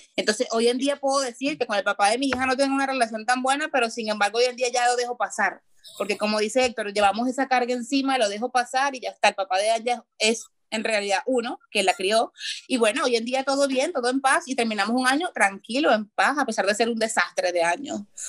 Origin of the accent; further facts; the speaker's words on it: El Limón, Aragua, Venezuela; Yo fui vecina toda la vida en el Limón, yo viví toda mi, yo soy del Limón